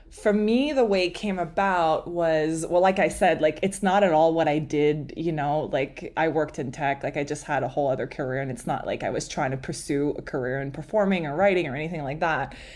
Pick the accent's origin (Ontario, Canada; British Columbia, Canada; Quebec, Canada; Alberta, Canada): Quebec, Canada; Montreal; first language French; English is a second language; moved away; I'm from Montreal, like he said, French is my native language